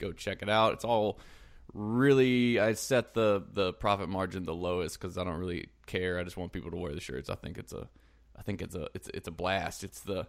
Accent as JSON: {"language": "English", "town": "Columbia", "region": "South Carolina", "country": "United States", "moved": "yes", "said": "I'm actually from South Carolina originally."}